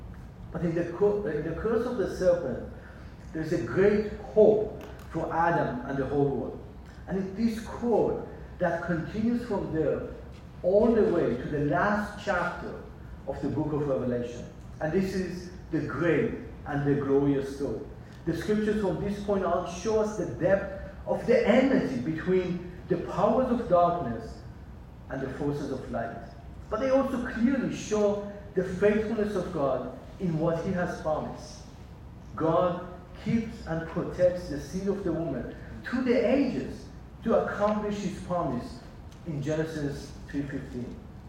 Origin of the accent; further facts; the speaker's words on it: Israel; born there; moved away; also born or lived in Iran / San Diego, United States; as I was born in Israel, lived in Iran, and in age of 16, ended up in San Diego. So by age of 16, I have already lived in three different countries.